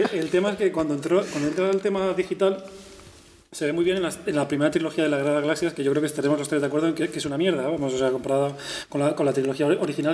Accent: Madrid, Community of Madrid, Spain; yo soy madrileño y he estado rodeado de, gente de la y del Madrid constantemente

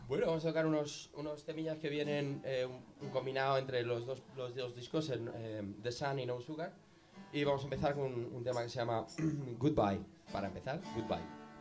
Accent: Colmenar Viejo, Community of Madrid, Spain; somos de Colmenar Viejo, es nuestro pueblo, nacimos allí

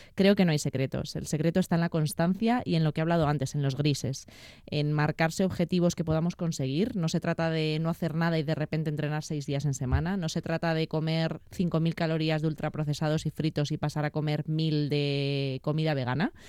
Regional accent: Madrid, Community of Madrid, Spain; yo nací en Madrid

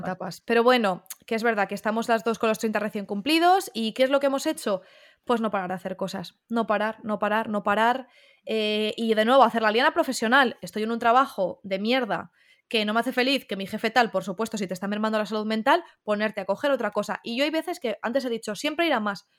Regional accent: Madrid, Community of Madrid, Spain; Yo siempre he vivido en Madrid

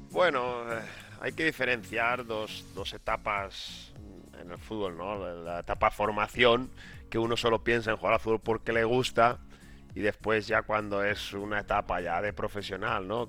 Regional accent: La Pobla Llarga, Valencian Community, Spain; una persona de, la Pobla Llarga, un pueblo pequeñito, con la costumbre de jugar todos los días, todas las tardes después del colegio en, la, misma calle

